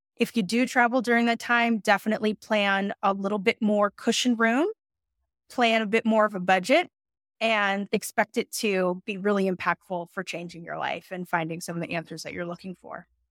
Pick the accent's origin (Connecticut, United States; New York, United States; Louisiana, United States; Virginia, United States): New York, United States; New York City; Brooklyn, New York represent in the house, I'm from New York City